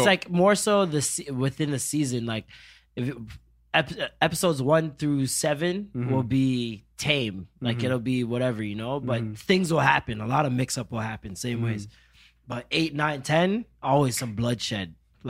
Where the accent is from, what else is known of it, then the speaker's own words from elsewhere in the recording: Jamaica; Mobay, St. Elizabeth. Portmore, like all over the place.